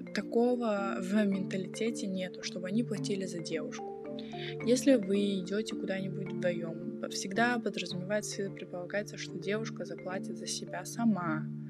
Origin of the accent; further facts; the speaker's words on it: Kazakhstan; moved away; я из Казахстана, я из другой культуры, и у нас так принято